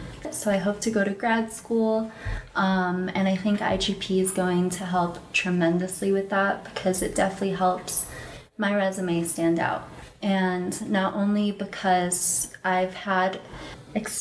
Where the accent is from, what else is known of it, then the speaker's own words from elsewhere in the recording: Chicago, Illinois, United States; moved away as an adult; I'm from Chicago